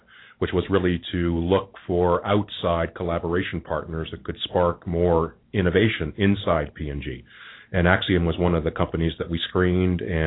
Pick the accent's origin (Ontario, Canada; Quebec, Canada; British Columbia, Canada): Quebec, Canada; also born or lived in Mexico / Philippines / Japan; now in Cincinnati, United States; I'm from Quebec, actually. Mm-hmm. That's my home